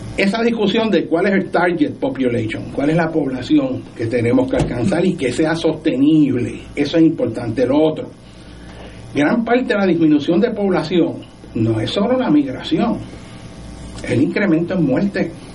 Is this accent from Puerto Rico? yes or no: yes; Puerto Rico; somos los puertorriqueños